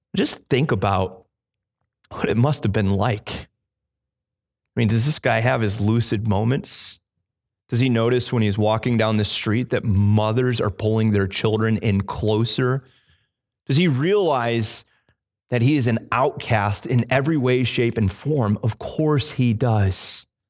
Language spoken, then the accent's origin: English; Illinois, United States; now in Cape Cod, United States; I grew up in the Midwest in Illinois